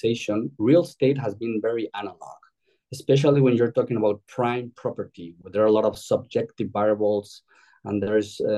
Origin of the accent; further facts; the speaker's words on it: Mexico City, Mexico; moved away as an adult; also born or lived in Europe; now in Spain; I'm originally from Mexico City, having lived in Europe almost over 20 years